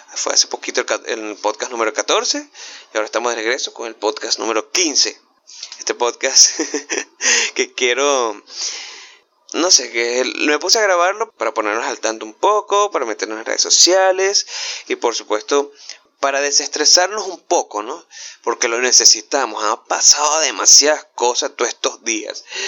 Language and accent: Spanish; Venezuela; yo que soy venezolano